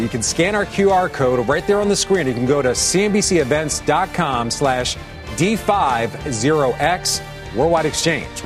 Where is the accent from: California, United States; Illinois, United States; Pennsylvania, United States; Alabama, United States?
Pennsylvania, United States; Philadelphia; I'm from Philadelphia